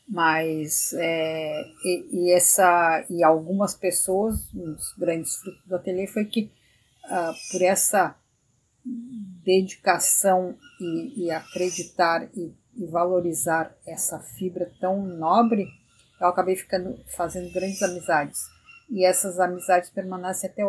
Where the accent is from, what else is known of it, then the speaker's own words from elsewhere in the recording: Rio Grande do Sul, Brazil; Porque eu sendo gaúcha e sendo criada